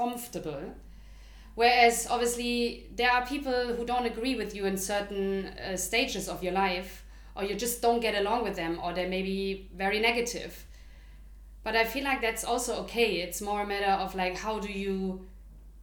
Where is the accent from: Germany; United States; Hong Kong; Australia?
Germany; moved away as an adult; now in London, United Kingdom; we grew up in Germany, now we live in London for almost 8 years